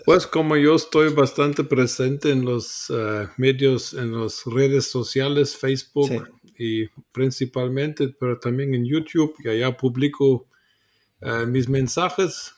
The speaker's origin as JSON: {"language": "Spanish", "country": "Germany", "tie": "born or raised there", "also_born_or_lived": "Guatemala / Mexico", "second_language": "Spanish", "moved": "as an adult", "said": "Nací en Alemania, nací católico eh, en contra de mi voluntad porque y a los 13 años dejé la iglesia católica, eh, me volví ateo en en la secundaria alemana"}